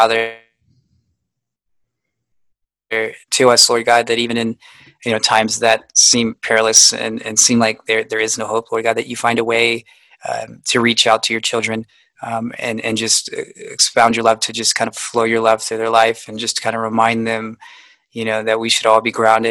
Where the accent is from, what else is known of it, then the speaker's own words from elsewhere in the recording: United States; As an American